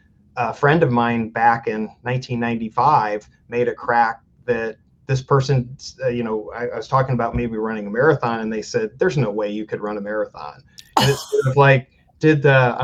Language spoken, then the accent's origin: English; Fremont, Ohio, United States; I grew up in Fremont, Ohio, smaller town in Northwest Ohio